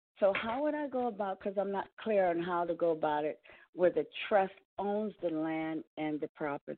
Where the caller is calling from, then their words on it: Pennsylvania, United States; I'm calling from Pennsylvania.